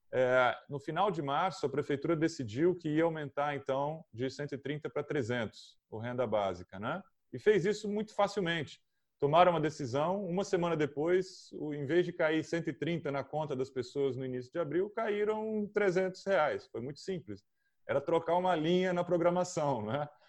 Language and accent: Portuguese; Brazil; eu sou de São Paulo